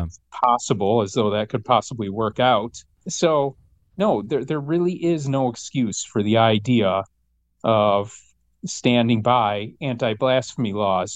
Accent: Michigan, United States; growing up in Michigan

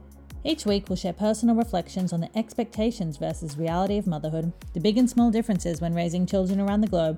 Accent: Brisbane, Queensland, Australia; moved away as an adult; also born or lived in London, United Kingdom; now in Paris, France; I grew up in Brisbane, Australia, spent my 20s in London, and now live in Paris with my husband, our 3 children, and our dog, Noisette.

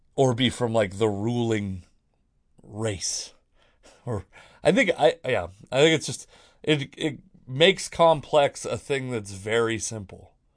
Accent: Washington, United States; I'm from Washington State

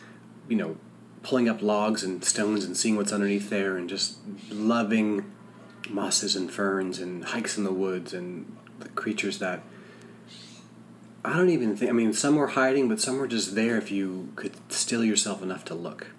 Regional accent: Rutland, Vermont, United States; I grew up in Vermont. I grew up in Rutland, Vermont. Small bucolic town, small bucolic state.

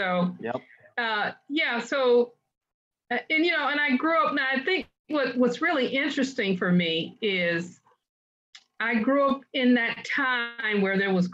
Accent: Detroit, Michigan, United States; also born or lived in Denver, Colorado; I was born in Denver. We ended up in Detroit and grew up there

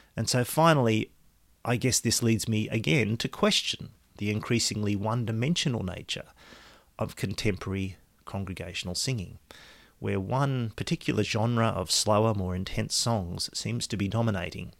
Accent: Australia; my citizenship is Australian

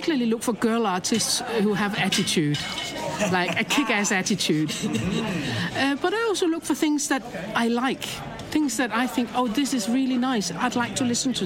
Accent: Copenhagen, Capital Region of Denmark, Denmark; I'm from Copenhagen

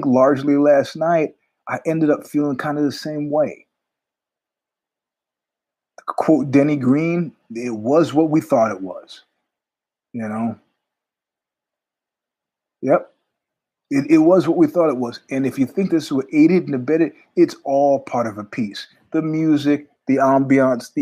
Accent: New York, United States; now in California, United States; I'm from New York, but I live in California now

